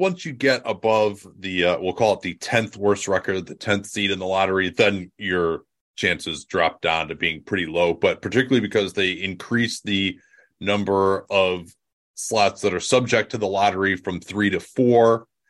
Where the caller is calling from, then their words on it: Berkeley, California, United States; Berkeley, California, West Coast.